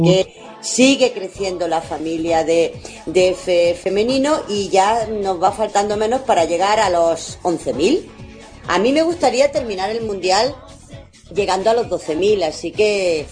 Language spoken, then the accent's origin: Spanish; Spain; los raros parece que somos los españoles